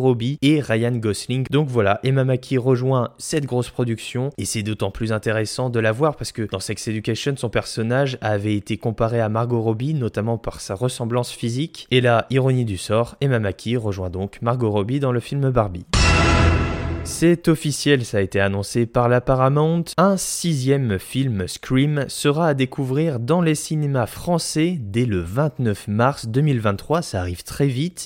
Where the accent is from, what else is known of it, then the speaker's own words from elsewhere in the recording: France; chez nous en France